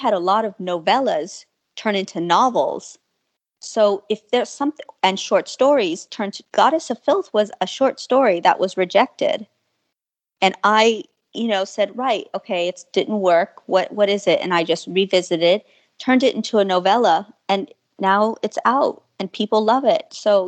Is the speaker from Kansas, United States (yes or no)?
no; San Antonio, Texas, United States; I'm from San Antonio, Texas.